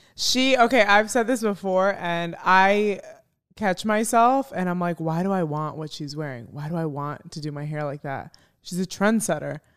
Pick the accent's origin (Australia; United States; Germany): United States; Chicago, Illinois; moved away; also born or lived in Arizona; I'm from Chicago